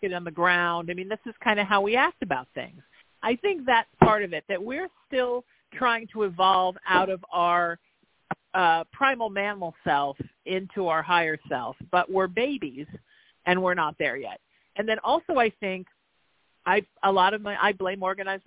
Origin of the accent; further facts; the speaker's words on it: Southern California, United States; also born or lived in Connecticut; since I've moved back to my hometown in Southern California